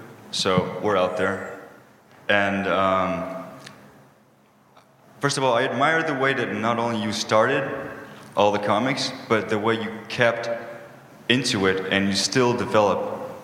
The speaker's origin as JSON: {"language": "English", "region": "Rio de Janeiro", "country": "Brazil", "said": "I'm from Rio, Brazil."}